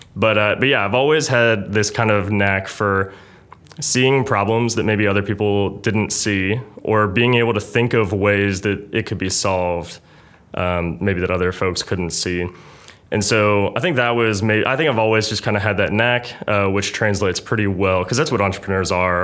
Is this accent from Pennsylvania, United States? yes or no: yes; Pittsburgh, Pennsylvania, United States; moved away; also born or lived in Pitt County, North Carolina / Kentucky; I grew up in Pittsburgh, Pennsylvania